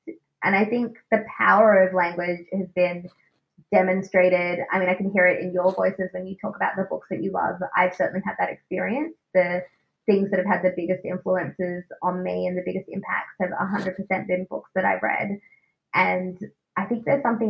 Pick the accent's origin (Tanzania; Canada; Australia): Australia; accent: Australian; my Australian accent